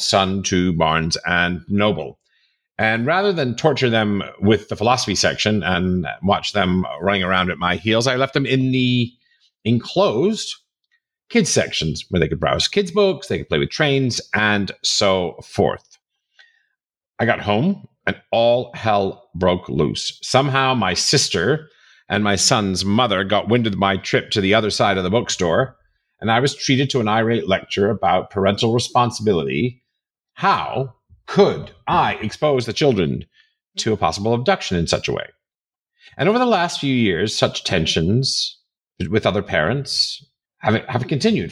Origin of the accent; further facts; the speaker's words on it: New York City, New York, United States; I grew up in New York City, I grew up in Manhattan